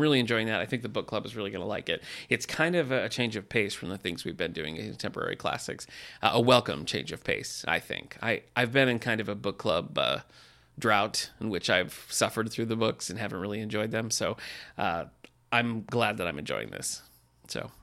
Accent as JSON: {"language": "English", "town": "Battle Creek", "region": "Michigan", "country": "United States", "tie": "born or raised there", "said": "I was born in Battle Creek, Michigan"}